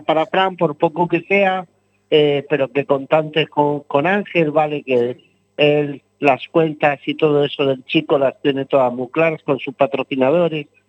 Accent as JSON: {"language": "Spanish", "region": "Region of Murcia", "country": "Spain", "said": "Nosotros somos de Murcia"}